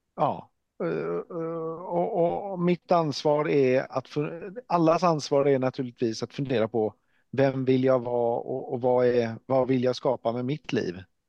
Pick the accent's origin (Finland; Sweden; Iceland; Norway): Norway; jag är ju norrman